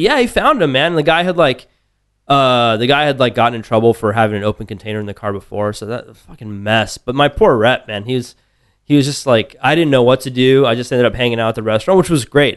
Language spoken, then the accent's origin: English; Tucson, Arizona, United States; moved away as an adult; now in Austin, United States; grew up in Tucson. I was there all through college